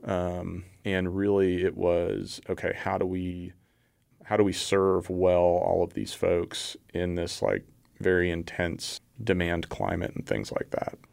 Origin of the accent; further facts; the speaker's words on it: Houston, Texas, United States; moved away as an adult; now in Waco, United States; I grew up in the Houston area, came up here for, uh, for school and ended up sticking around